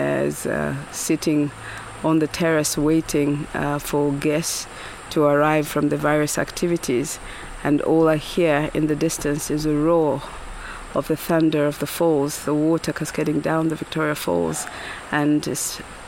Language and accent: English; Lusaka, Lusaka Province, Zambia; moved away; also born or lived in Kaoma / Livingstone / Lower Zambezi; I was born and raised in Lusaka for the better part of my early years.